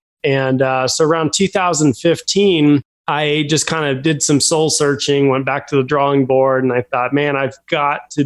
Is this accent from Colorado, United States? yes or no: yes; Fort Collins, Colorado, United States; I grew up in Fort Collins, Colorado, home to Colorado State University.